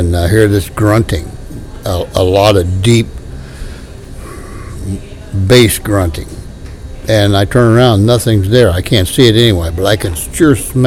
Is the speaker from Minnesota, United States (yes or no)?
no; southern Ohio, United States; accent: hillbilly; now in Doylestown, United States; my hillbilly accent's coming out